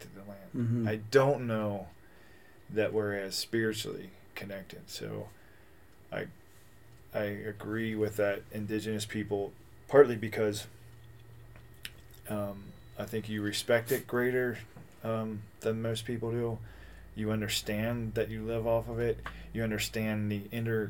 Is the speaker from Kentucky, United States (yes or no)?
yes; Kentucky, United States; moved away as an adult; also born or lived in California; I grew up in Kentucky, and then I moved out to California